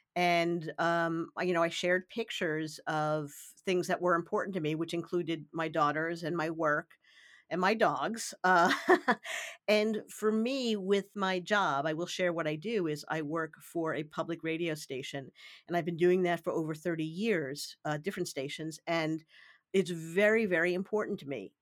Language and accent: English; New York City, New York, United States; I grew up in the New York City area